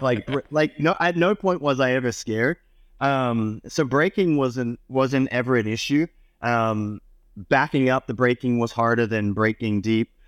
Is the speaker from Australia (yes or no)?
yes; Australia; moved away; growing up in Australia